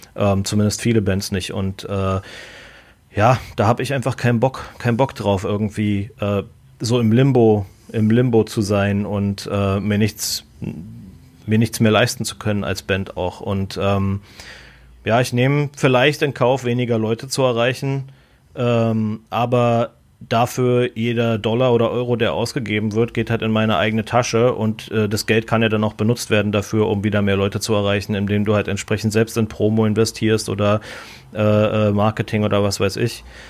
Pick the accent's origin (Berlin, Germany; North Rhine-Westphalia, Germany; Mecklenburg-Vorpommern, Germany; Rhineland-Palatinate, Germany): Berlin, Germany; moved away as an adult; now in United States; ich bin in Berlin geboren